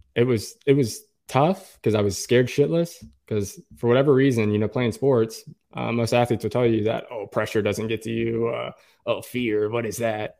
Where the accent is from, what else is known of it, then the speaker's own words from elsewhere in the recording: Oklahoma, United States; also born or lived in Tulsa, Oklahoma; I'm, I'm from Oklahoma. I live in Oklahoma, in Tulsa, Oklahoma.